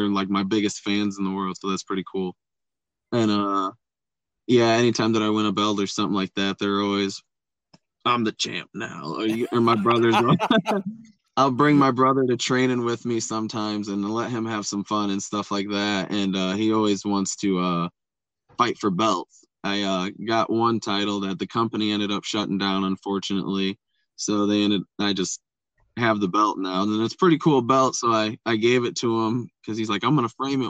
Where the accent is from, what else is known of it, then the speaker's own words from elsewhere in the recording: Buchanan, Michigan, United States; I'm from Buchanan, Michigan